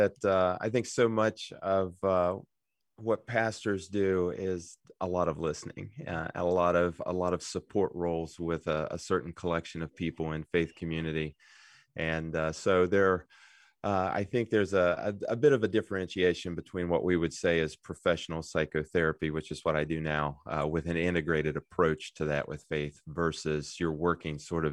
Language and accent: English; Good Hope, West Virginia, United States; I'm a local boy. I grew up in Good Hope, West Virginia. If people know where that is, near Jane Lou, yeah.